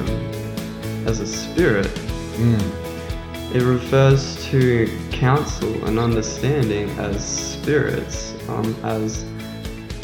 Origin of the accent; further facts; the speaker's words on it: Australia; We are from Australia